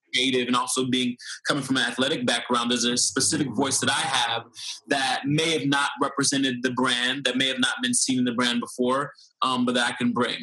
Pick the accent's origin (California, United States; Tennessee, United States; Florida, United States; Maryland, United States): Florida, United States; Fort Lauderdale; Florida, Fort Lauderdale, Florida.